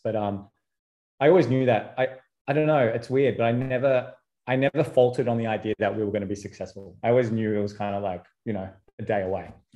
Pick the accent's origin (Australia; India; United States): Australia; Sydney, New South Wales; I'm from Sydney